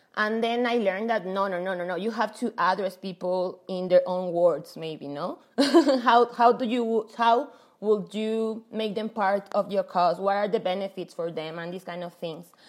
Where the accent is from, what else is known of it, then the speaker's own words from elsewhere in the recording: Mexico; also born or lived in Paris; I'm from Mexico.